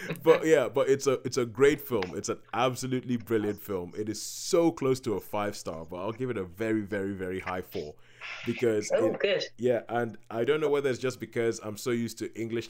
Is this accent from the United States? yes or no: no; Nigeria; growing up in Nigeria, because we have a similar kind of system